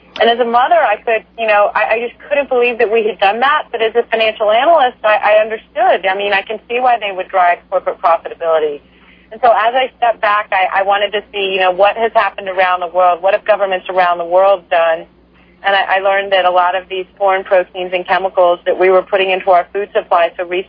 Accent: Texas, United States; I was raised in a conservative family in Texas

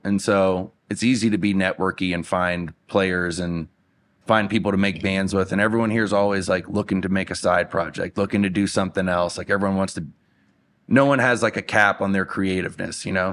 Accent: Louisiana, United States; moved away as an adult; now in Denver, United States; Louisiana's home

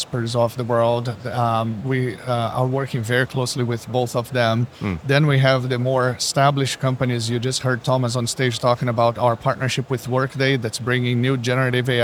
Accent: Brazil; now in Seattle, United States; I'm originally from Brazil, Rocha

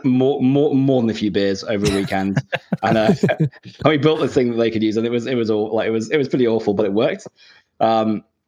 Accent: Shropshire, West Midlands, United Kingdom; moved away as an adult; now in Sydney, Australia; Grew up in the Midlands in the UK, in a little the middle of nowhere, somewhere called Shropshire

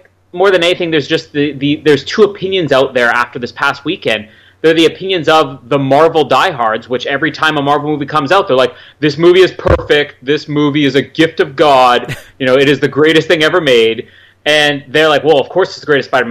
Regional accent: Canada; I am Canadian

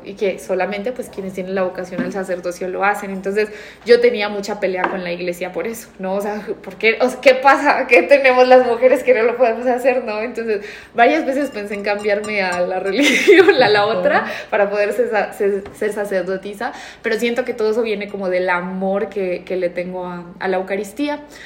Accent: Spain; moved away; me crié en España

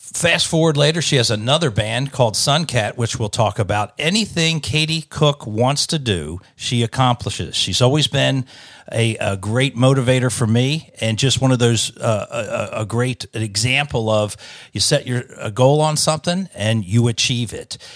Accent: Delaware, United States; moved away as an adult; now in Nashville, United States; I came from Delaware, which was about, you know, twenty minutes, uh, from, from Philadelphia. So I grew up on Philadelphia radio

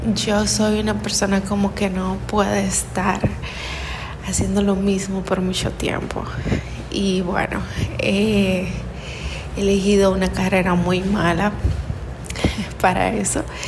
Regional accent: Dominican Republic; soy de República Dominicana.

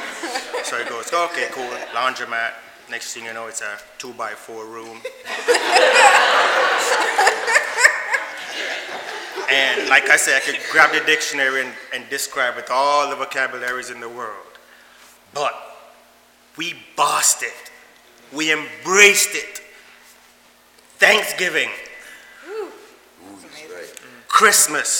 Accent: Jamaica; moved away; I'm from Jamaica.

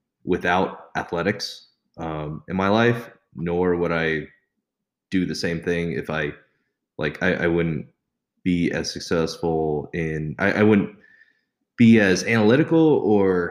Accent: Pleasanton, California, United States; moved away as an adult; now in Las Vegas, United States; I grew up in Pleasanton, California.

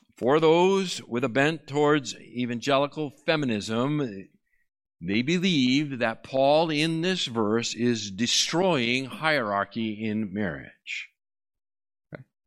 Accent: Massachusetts, United States; I am from Massachusetts

